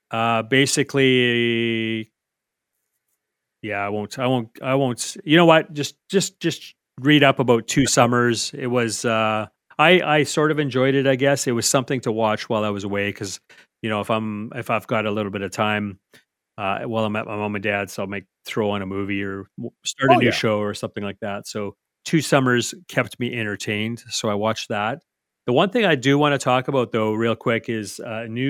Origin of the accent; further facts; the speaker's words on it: Canmore, Alberta, Canada; a good part of it was filmed in Canmore. So my hometown.